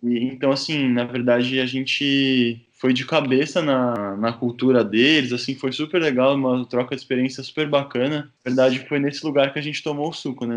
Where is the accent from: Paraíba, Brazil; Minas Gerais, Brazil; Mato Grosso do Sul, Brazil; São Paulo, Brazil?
São Paulo, Brazil; eu sou de São Paulo, né? Nasci em São Paulo